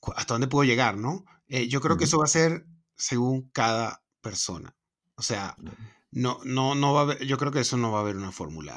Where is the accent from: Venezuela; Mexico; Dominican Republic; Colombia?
Venezuela; moved away; soy de Venezuela